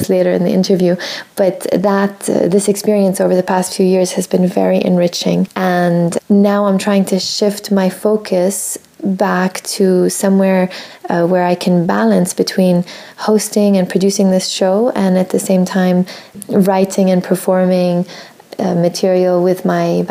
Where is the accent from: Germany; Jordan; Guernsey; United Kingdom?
Jordan; moved away as an adult; also born or lived in Michigan, United States; I was born and raised in Jordan